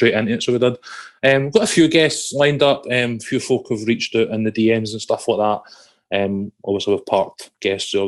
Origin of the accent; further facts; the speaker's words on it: Scotland, United Kingdom; being Scottish